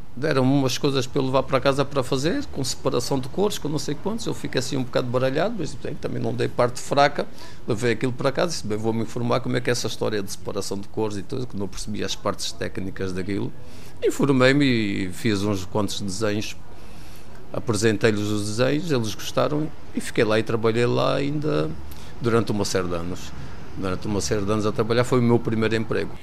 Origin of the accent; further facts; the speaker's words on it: Luanda, Luanda Province, Angola; moved away as an adult; now in Portugal; Sou natural de Luanda, Angola